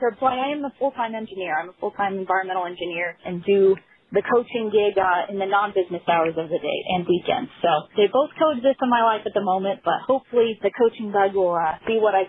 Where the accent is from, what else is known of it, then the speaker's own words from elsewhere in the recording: Gardnerville, Nevada, United States; I grew up in Nevada, northern Nevada, not Las Vegas like everyone thinks about when they think about Nevada. So closer up towards Lake Tahoe, a beautiful area, a town called Gardnerville, Nevada. So super small on the soccer landscape side of things.